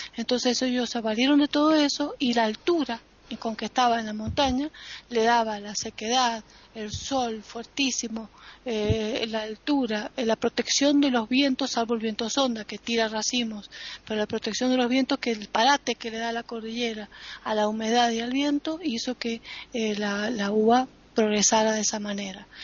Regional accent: Mendoza, Argentina; como mendocina

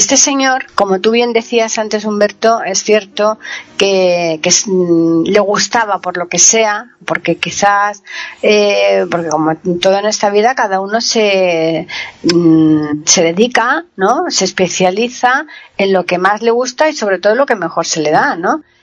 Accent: Alcalá de Guadaíra, Andalusia, Spain; de donde soy yo Alcalá

